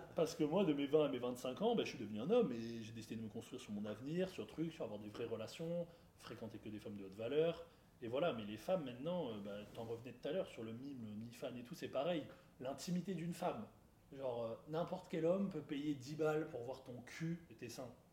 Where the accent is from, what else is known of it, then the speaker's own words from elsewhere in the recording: France; je parle vraiment chez nous en France.